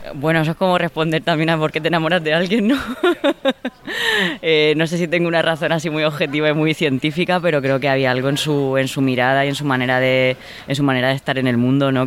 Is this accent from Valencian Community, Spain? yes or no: yes; Orihuela, Valencian Community, Spain; moved away; mi pueblo, en Orihuela, en la Vega Baja del Segura